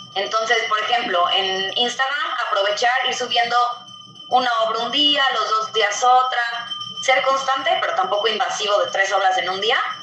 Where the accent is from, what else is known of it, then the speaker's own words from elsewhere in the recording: Mexico; Soy artista mexicano